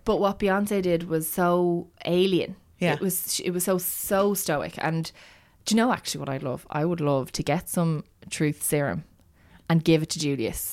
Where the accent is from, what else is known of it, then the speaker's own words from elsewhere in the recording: Ireland; I am Irish